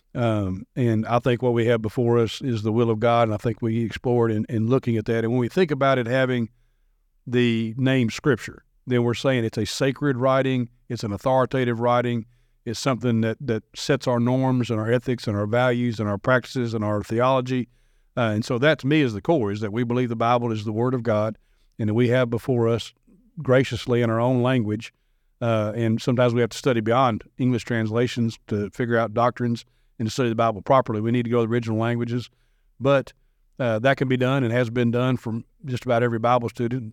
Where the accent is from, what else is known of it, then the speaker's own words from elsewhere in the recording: Madison, Tennessee, United States; grew up in Madison, went to a private Christian school from second grade through twelfth grade